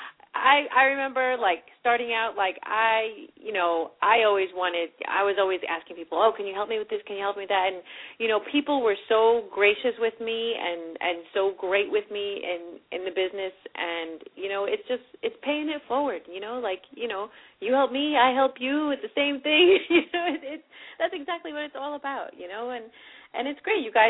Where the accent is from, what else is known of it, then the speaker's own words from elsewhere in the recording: Leonia, New Jersey, United States; I grew up in Leonia